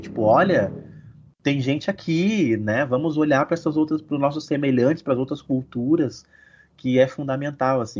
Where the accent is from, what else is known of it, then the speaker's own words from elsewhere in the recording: São Leopoldo, Rio Grande do Sul, Brazil; Eu sou de São Leopoldo, sou natural daqui, moro aqui ainda